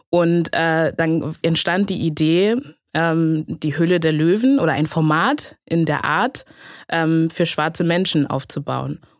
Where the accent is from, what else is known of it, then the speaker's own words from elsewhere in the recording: Hamburg, Germany; Also ich habe selber einen afrikanischen Hintergrund, meine Eltern sind Ghanaer und ähm, genau, ich bin aber in, in Hamburg in Deutschland aufgewachsen, ähm, habe also den großen Teil meines Lebens auch hier verbracht